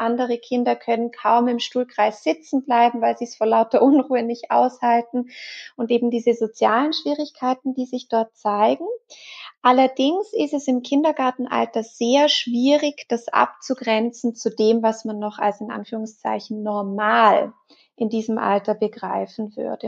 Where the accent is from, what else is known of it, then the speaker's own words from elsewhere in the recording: Switzerland; bei uns in der Schweiz